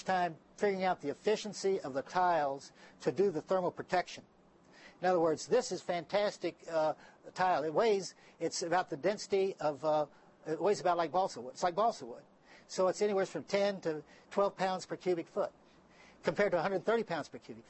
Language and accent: English; San Antonio, Texas, United States; moved away; my hometown is San Antonio, Texas.